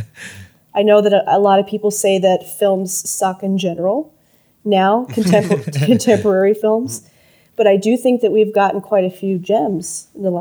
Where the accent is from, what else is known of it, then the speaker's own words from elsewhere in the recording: Yuma, Arizona, United States; when I was in high school growing up in Yuma, Arizona